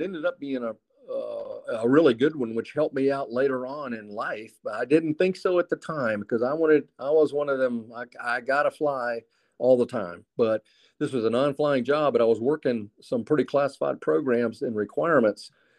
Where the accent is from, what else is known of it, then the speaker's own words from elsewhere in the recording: the South, United States; Where, as you know, I grew up in the South.